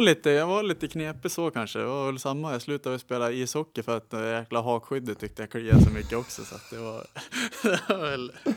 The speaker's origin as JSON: {"language": "Swedish", "town": "Sundsvall", "region": "Västernorrland County", "country": "Sweden", "tie": "born or raised there", "also_born_or_lived": "Ljungby", "said": "Uppväxt här i Sundsvall. Bott, eh, föddes i Ljungby, men sen flyttade jag upp hit när jag var ett halvår, så jag är ju sundsvallare"}